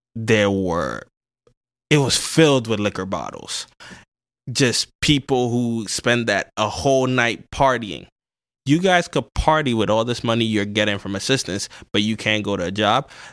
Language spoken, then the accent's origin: English; New York City, New York, United States; also born or lived in Ghana; I grew up in the South Bronx